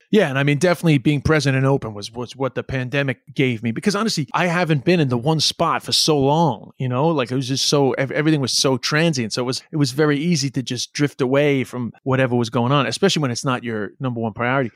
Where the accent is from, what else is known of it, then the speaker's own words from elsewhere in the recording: New York City, New York, United States; moved away; also born or lived in China; I'm from Flushing, Queens